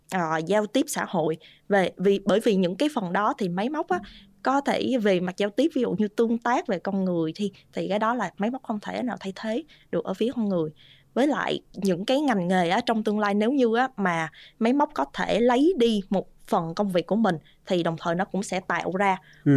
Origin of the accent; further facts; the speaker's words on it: Vietnam; moved away; có một mình mình người Việt Nam trong cái khóa học